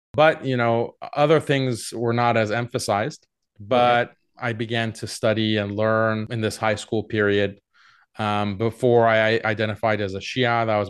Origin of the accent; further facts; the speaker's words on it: Houston, Texas, United States; moved away as an adult; Yeah, I grew up in Houston, Texas. My parents are from Iran, but they immigrated to the U.S. I lived in Houston, Texas for 18 years before going to college in Boston